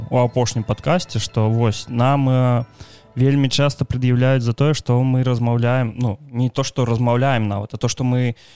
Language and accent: Belarusian; Ukraine; я украінец